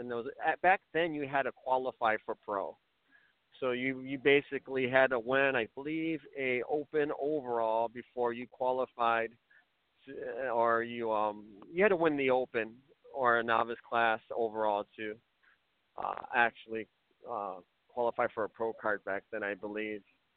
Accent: Chicago, Illinois, United States; moved away as an adult; now in Belvidere, United States; I'm from Illinois, from Chicago originally. I live in Belvedere, Illinois currently

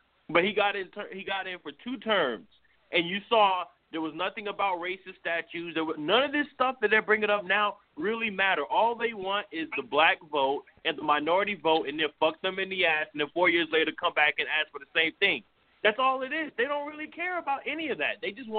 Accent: New York City, New York, United States; I'm black. I'm half Hispanic. I grew up in Brooklyn, New York. I grew up in Bensonhurst, which is mainly Italian. Not a lot of black people there.

